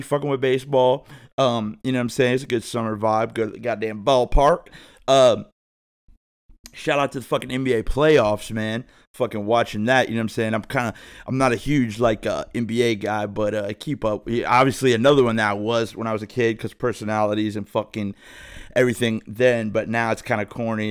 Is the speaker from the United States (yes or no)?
yes; thirty minutes from Cincinnati, Ohio, United States; also born or lived in Phoenix; I'm from Ohio, so, you know, thirty minutes from Cincinnati